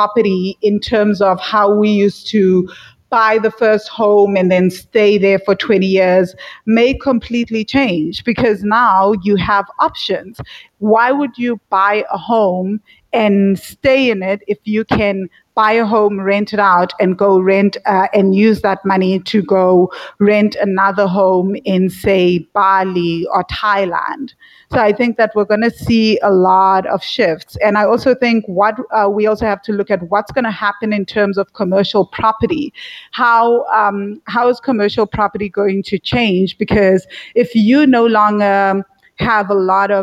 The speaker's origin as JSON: {"language": "English", "country": "South Africa", "moved": "as an adult", "lives_now": "Sri Lanka", "said": "So I live in Sri Lanka and I'm from South Africa"}